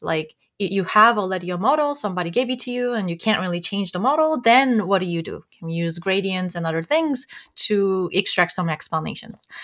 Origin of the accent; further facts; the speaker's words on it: South Korea; moved away as an adult; I grew up in South Korea.